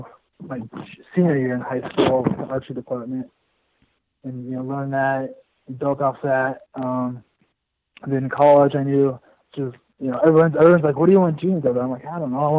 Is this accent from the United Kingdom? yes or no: no; Indianola, Iowa, United States; moved away; I grew up in Iowa. I'm from, south central Iowa, south around Indianola area.